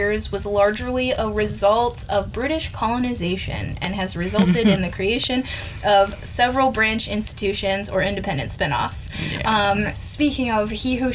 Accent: United States; as an American

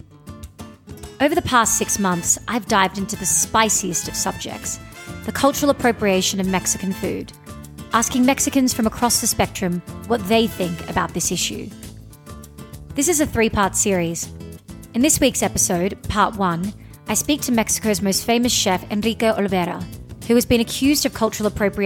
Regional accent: Australia; I'm an Indian Australian who doesn't speak any Hindi

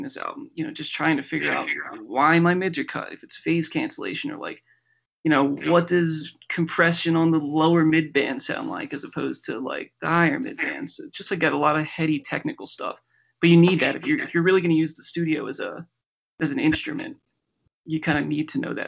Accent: Philadelphia, Pennsylvania, United States; now in Denver, United States; I am from Philadelphia, and I live in Denver

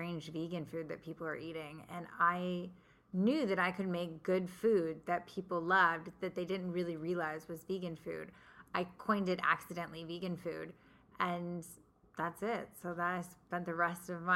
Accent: San Diego, California, United States; also born or lived in Los Angeles; I was raised in San Diego in an Italian-American, very heavy meat-eating household

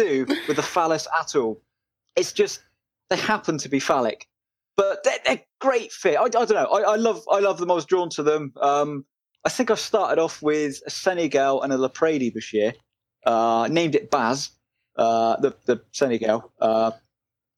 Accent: Salisbury, South West England, United Kingdom; Salisbury in Wiltshire, near where the that poisoning was, the cathedral

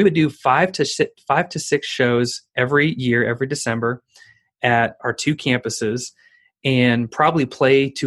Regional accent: Chicago, Illinois, United States; moved away as an adult; also born or lived in Edwardsville, Illinois / Branson, Missouri; I moved from the Chicagoland area down to Edwardsville, Illinois, just outside of St. Louis

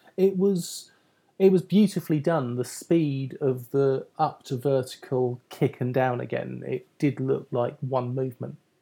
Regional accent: United Kingdom; I'm British

